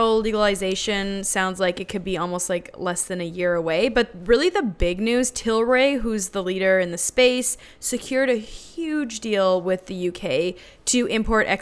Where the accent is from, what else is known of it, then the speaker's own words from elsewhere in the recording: Canada; now in United States; as a Canadian